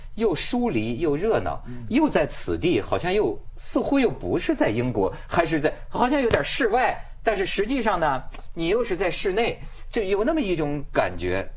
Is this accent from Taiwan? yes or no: no; Hebei, China; 这香港人跟我们河北人不太一样